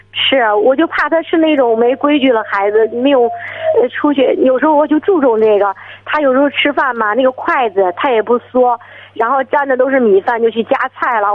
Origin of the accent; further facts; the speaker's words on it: Shijiazhuang, Hebei, China; 我是那个石家庄的